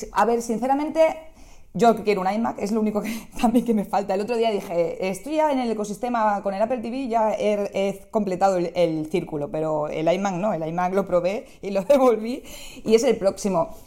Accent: Barcelona, Catalonia, Spain; yo soy de Barcelona

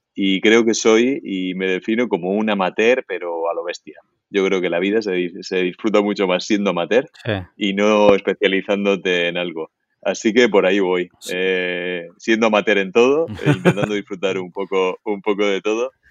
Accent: Murcia, Region of Murcia, Spain; soy murciano del barrio del Carmen de Murcia

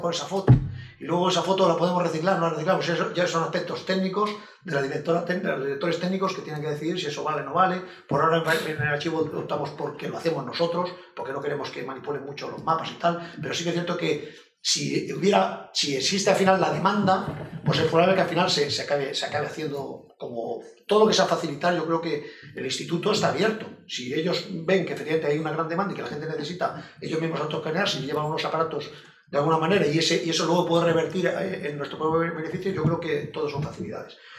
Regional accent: Spain; nosotros en España

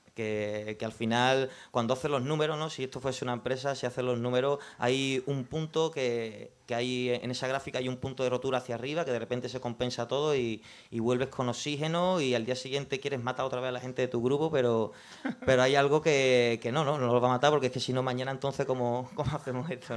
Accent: Jerez de la Frontera, Andalusia, Spain; yo soy de Jerez

